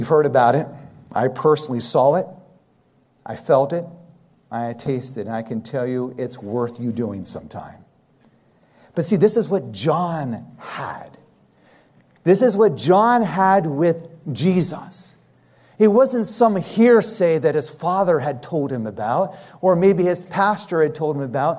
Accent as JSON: {"language": "English", "country": "United States", "tie": "born or raised there", "said": "being raised in the United States"}